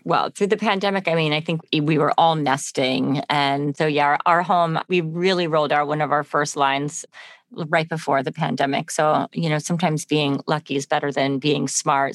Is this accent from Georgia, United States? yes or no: no; Connecticut, United States; I grew up in Connecticut